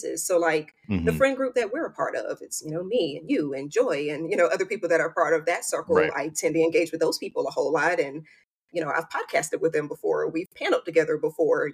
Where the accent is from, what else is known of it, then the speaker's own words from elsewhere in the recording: mid-Atlantic East Coast, United States; I'm a mid-Atlantic, you know, East Coast girl. So I've been in the Carolinas and Virginia my whole life.